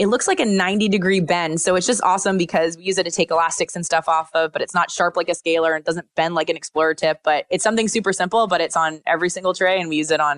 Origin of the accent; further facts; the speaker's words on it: Pennsylvania, United States; They're such awesome little travelers because I'm from Pennsylvania.